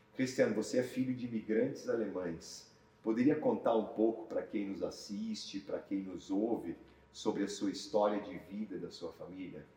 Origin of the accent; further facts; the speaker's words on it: Brazil; nós, como brasileiros